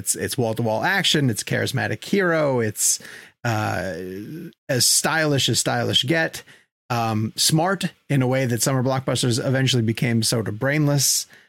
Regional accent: Long Island, New York, United States; which is a town near me in Long Island.

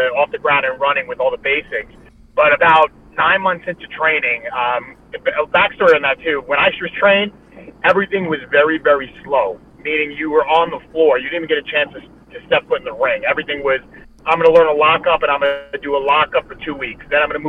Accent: New York City, New York, United States; I'm from Brooklyn, New York.

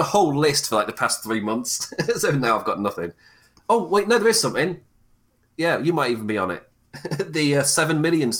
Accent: England, United Kingdom; I go live at 1 a.m. my time because I'm English.

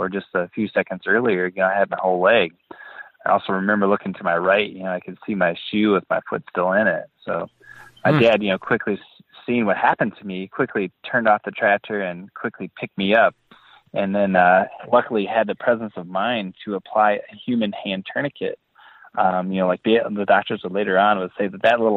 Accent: Boscobel, Wisconsin, United States; I grew up in Boscobel, Wisconsin, which is in the southwest corner of Wisconsin, and it's a small farming community

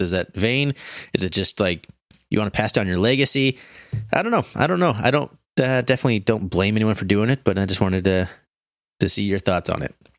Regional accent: Montana, United States; We're from Montana. You had to drive two hours to get anywhere

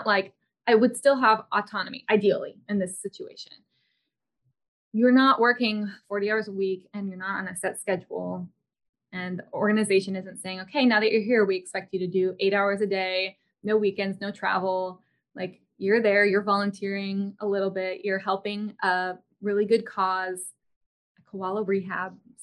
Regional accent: United States; I'm an American.

